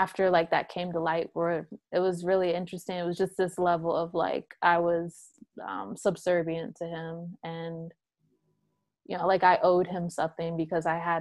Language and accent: English; North Carolina, United States; also born or lived in California / Connecticut; I'm originally from California, but I grew up between Connecticut and North Carolina